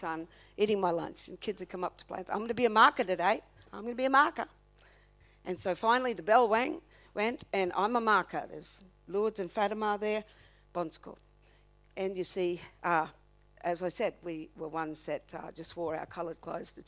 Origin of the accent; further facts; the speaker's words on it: Redcliffe, Queensland, Australia; I come from Redcliffe